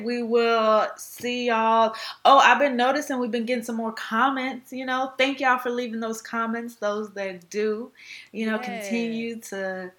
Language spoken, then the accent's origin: English; Austin, Texas, United States; I'm from Austin, but Austin is closer to Houston than Dallas.